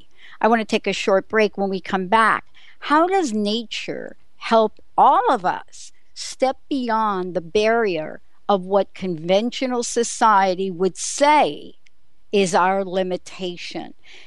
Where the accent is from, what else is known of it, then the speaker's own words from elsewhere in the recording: New York City, New York, United States; now in Pacific Northwest, United States; What would be the odds of me growing up in the Bronx, you in Queens